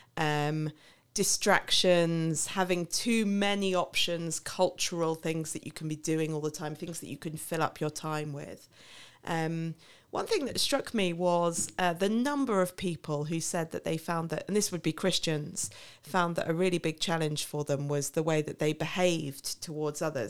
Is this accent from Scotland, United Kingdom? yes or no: no; Milton Keynes, South East England, United Kingdom; moved away as an adult; now in Paris, France; I'm originally from Milton Keynes, which I know is the butt of many a joke.